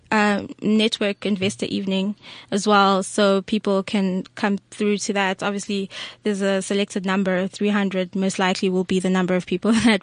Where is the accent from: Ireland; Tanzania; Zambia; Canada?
Tanzania; I'm Tanzanian